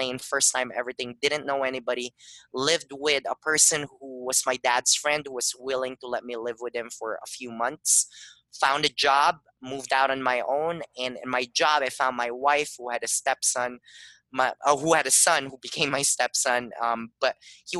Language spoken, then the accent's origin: English; Philippines; now in Tucson, United States; I grew up in the Philippines